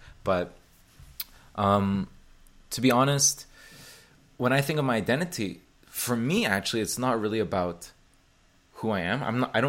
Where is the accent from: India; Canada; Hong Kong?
Hong Kong; born there; also born or lived in Indonesia / Taiwan / Beijing, China; So people here probably know this already, but I was born in Hong Kong, and I've lived in, when I say live, I'm going to say like over a year, let's say. So then in that case, I would consider Indonesia, Taiwan, and Beijing primarily.